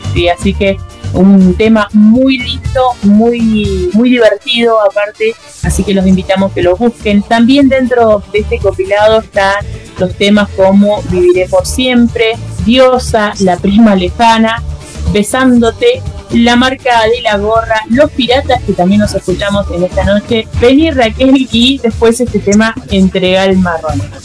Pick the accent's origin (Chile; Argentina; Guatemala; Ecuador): Argentina